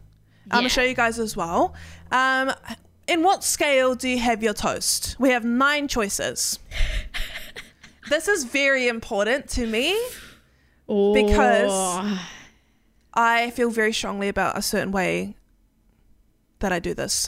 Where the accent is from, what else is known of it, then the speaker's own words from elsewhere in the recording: New Zealand; I'm never going on American Airlines anyway. I'm from New Zealand. I don't care.